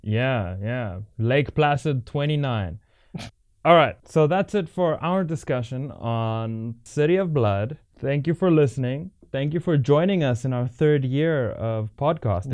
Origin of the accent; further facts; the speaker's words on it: South Africa; as a South African